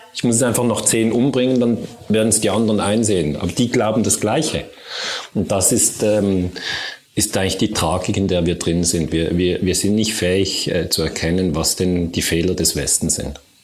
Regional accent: Switzerland; Also ich komme ja aus der Schweiz

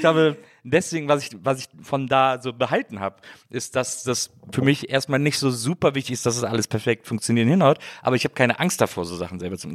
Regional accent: Wesseling, North Rhine-Westphalia, Germany; ich komme ja aus Wesseling

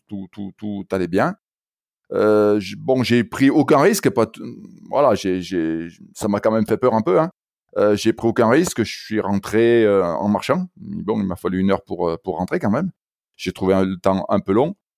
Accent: Saint-Étienne, Auvergne-Rhône-Alpes, France; À l'origine, moi, je, suis stéphanois. Alors peut-être que mon accent déjà euh, l'aura laissé entendre

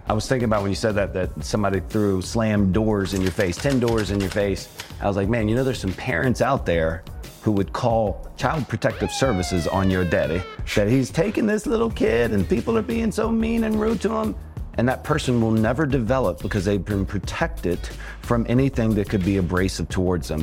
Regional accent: Richmond, Virginia, United States; I grew up in Richmond, Virginia

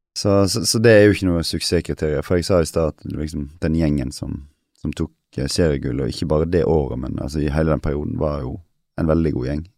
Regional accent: Western Norway, Norway; also born or lived in Kristiansand / Denmark; Jeg er jo vestlending sjøl

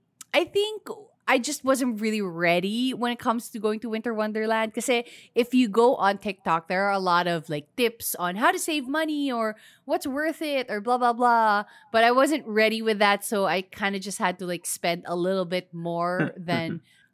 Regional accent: Philippines; So it's such an easy way to recommend, you know, what being Filipino is all about for me.

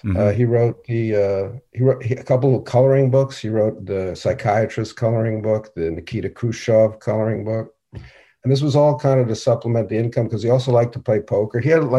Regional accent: New York City, New York, United States; New York City.

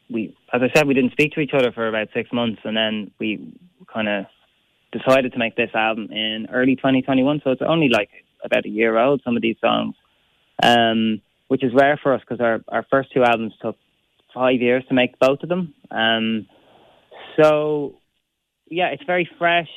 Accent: Ireland; we have so much good music in our country

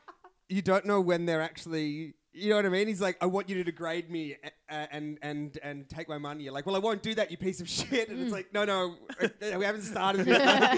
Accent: Malaysia; But, like, this is really specific about me being Malaysian. I don't think that's fair because the rest of Malaysia didn't sign up for this.

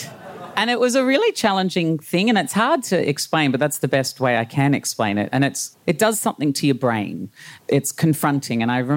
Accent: Brisbane, Queensland, Australia; Brisbane in the 80s.

